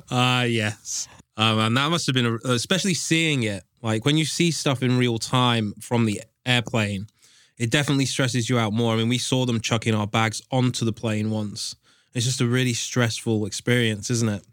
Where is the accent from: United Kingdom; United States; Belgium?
United Kingdom; England; I'm from England